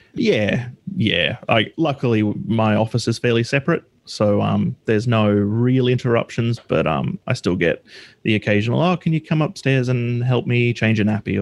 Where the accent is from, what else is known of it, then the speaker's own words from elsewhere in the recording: Australia; I'm from Australia